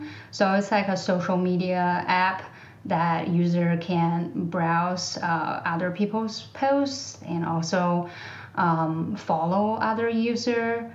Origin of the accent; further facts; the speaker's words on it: China; English is a second language; moved away; I grew up in China, I am bilingual.